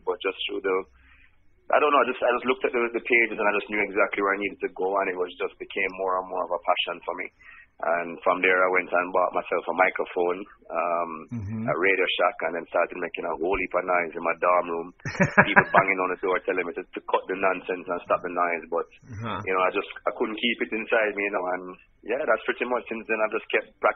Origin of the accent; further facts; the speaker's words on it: Kingston, Jamaica; moved away as an adult; also born or lived in Charleston, West Virginia; straight from Kingston, Jamaica